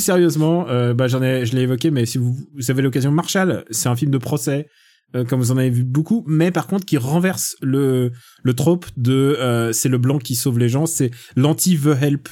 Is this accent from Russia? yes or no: yes; Russia; je suis russe